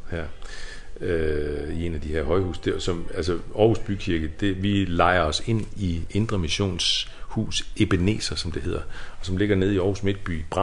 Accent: Kvívík, Faroe Islands; born there; og jeg synes bare, Kvøvøk, det, det er jo bare min fødeby.

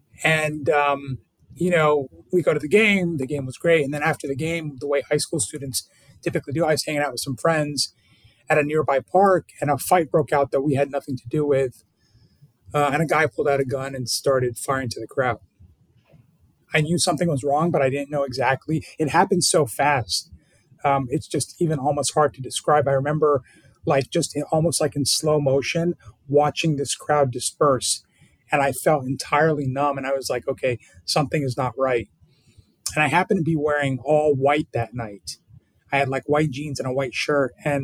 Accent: Burke, Virginia, United States; In Burke, Virginia, Northern Virginia.

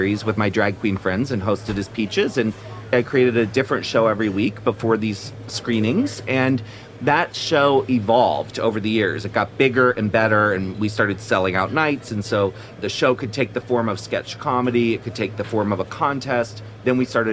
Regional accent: Annapolis, Maryland, United States; moved away; also born or lived in Washington, D.C. / San Francisco; I was born in D.C. and I grew up in Annapolis, Maryland

